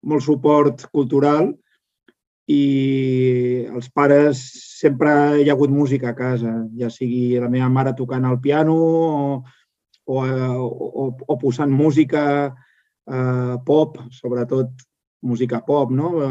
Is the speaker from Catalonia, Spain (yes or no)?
yes; Sant Joan de Vilatorrada, Catalonia, Spain; soc de Sant Joan de Vilatorrada, al costat de Manresa, al Bages, i aquí, clar, no és com a Barcelona.